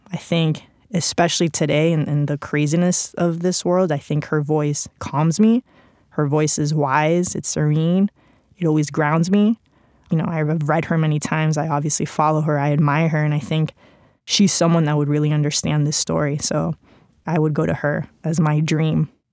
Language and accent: English; Spain; English is a second language; moved away; English is not my first language. I grew up with a Mexican dad, Cuban mom, spent pretty much my entire childhood in Spain